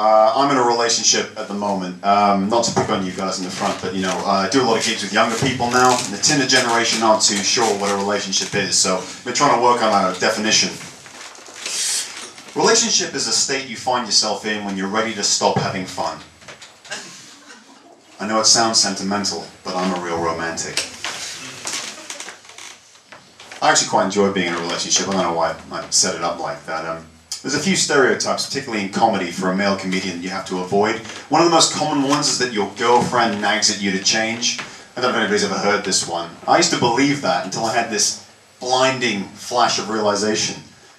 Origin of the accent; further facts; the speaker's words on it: United States; now in Australia; I, too, am a foreigner to this country. I'm from the United States, but I've been here for 26 years, which is why I sound Australian.